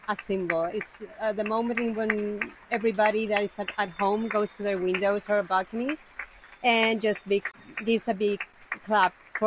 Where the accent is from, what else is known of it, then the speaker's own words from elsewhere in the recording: Madrid, Community of Madrid, Spain; I'm from Madrid, so I studied here and I got my degree in a local university here